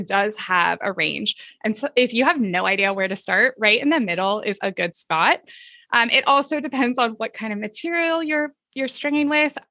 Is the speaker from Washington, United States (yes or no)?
no; Southern California, United States; I grew up in Southern California